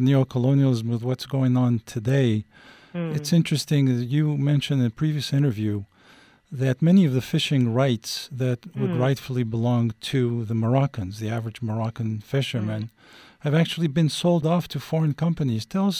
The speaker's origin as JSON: {"language": "English", "country": "Algeria", "tie": "born or raised there", "moved": "yes", "said": "Morocco, when I was growing up in Algeria"}